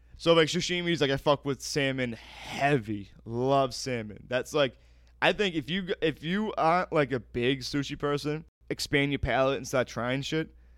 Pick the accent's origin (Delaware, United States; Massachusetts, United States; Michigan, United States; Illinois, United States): Massachusetts, United States; Weymouth; also born or lived in Boston, Massachusetts; I'm from Weymouth, Massachusetts, by way of Boston, Massachusetts